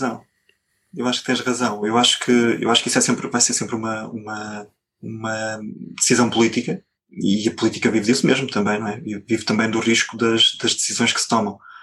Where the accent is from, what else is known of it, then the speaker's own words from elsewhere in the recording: Coimbra, Centro, Portugal; eu sou de Coimbra